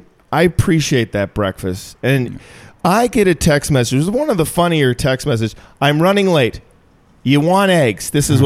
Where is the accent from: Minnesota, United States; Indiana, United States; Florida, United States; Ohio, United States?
Minnesota, United States; moved away as an adult; also born or lived in Chicago; now in Los Angeles, United States; I'm from Minnesota. It's a little...